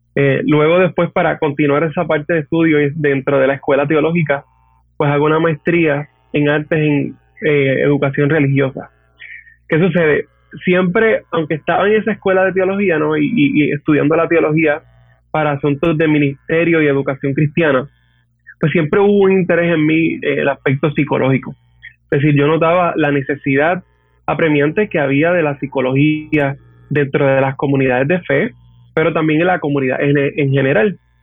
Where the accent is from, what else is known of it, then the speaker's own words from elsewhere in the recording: Hatillo, Puerto Rico; also born or lived in Arecibo; Yo soy natural de Atillo eh, ¿verdad? Básicamente toda mi, toda mi infancia y adolescencia, etcétera, fue en natilla